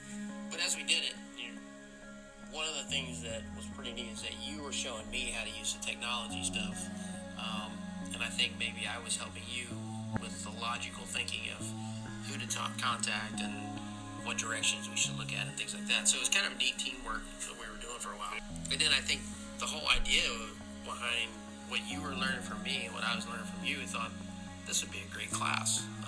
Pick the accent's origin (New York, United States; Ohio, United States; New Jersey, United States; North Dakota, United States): Ohio, United States; Fairfield; And I grew up in Fairfield